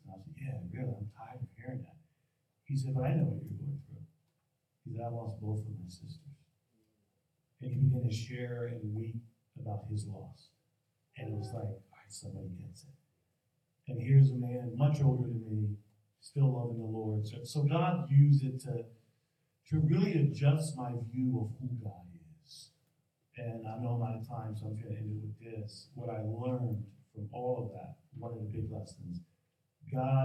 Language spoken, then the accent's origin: English; Philadelphia, Pennsylvania, United States; we were born and raised in Philly